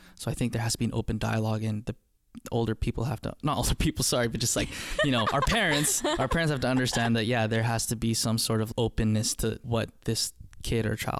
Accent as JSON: {"language": "English", "country": "Philippines", "lives_now": "Canada", "said": "Being Filipino is pretty awesome."}